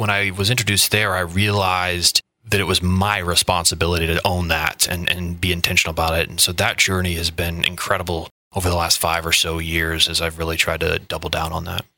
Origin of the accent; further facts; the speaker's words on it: Indiana, United States; moved away as an adult; also born or lived in Boston, Massachusetts; now in Quincy, United States; I grew up in the, the Midwest Midwest Indiana